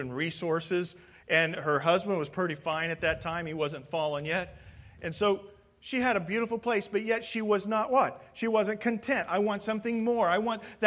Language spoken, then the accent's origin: English; Midwest, United States; moved away; I'm from the Midwest